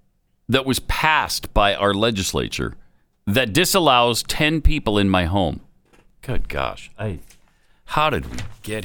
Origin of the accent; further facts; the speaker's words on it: Helena, Montana, United States; moved away; That's from my hometown radio. One of my hometown radios. There were three at the time. I think there's more now in Helena.